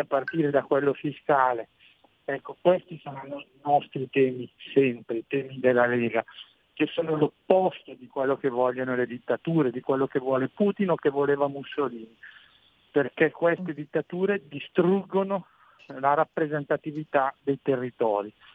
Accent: Brescia, Lombardy, Italy; sono innamorato della mia terra, Brescia, la Lombardia, il lago di Garda

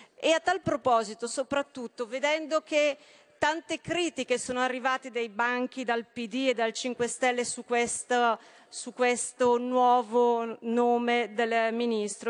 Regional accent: Brescia, Lombardy, Italy; sono bresciana

